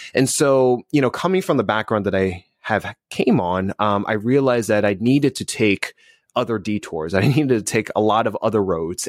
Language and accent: English; New Jersey, United States; also born or lived in Northeast; now in Southern California, United States; I'm originally from New Jersey